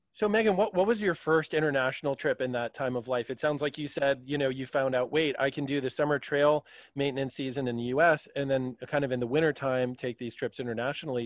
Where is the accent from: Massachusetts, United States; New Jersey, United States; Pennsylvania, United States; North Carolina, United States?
Pennsylvania, United States; southeastern; We're all from Pennsylvania. So, uh, southeastern PA